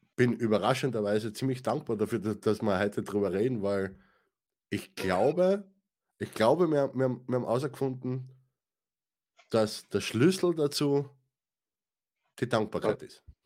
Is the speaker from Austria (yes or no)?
yes; Austria; für mich, ja, als, als Österreicher